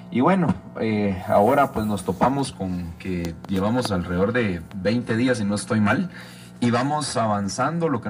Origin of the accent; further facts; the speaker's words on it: Jutiapa, Guatemala; Yo esta es mi segunda legislatura, soy del departamento de Jutiapa, para los que no me conocen